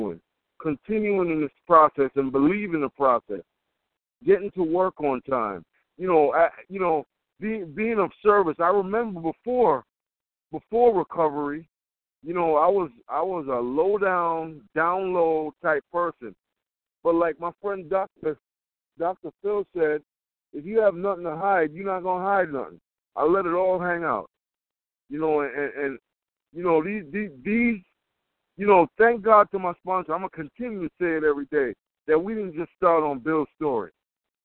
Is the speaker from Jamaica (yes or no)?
yes; Jamaica; I'm Jamaican